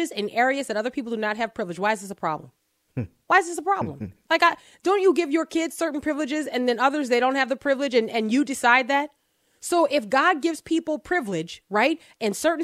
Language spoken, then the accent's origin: English; Texas, United States; I am a Texan.